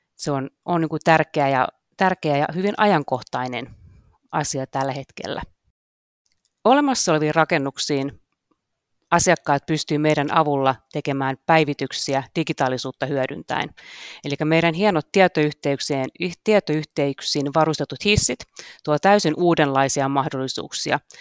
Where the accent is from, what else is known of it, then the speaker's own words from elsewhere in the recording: Karkkila, Uusimaa, Finland; Mä oon kotoisin Karkkilasta kakkostien varresta